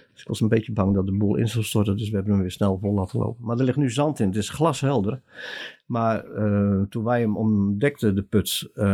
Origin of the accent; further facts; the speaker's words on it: Klaaswaal, South Holland, Netherlands; Ik ben er eentje van Kees en van Teuna. Dus, eh, uit Klaaswaal